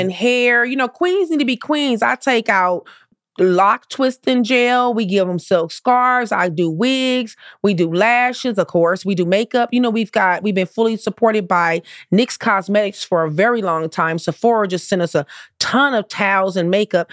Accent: Compton, California, United States; I grew up in the hood. I grew up in Compton

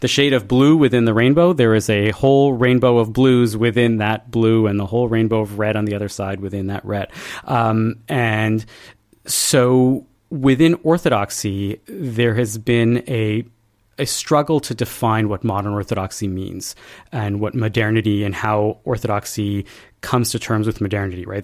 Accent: Montreal, Quebec, Canada; us Montrealers

